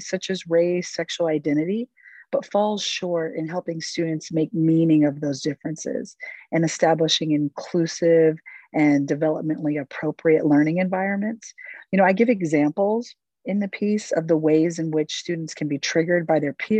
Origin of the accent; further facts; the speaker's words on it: Ohio, United States; I'm originally from Ohio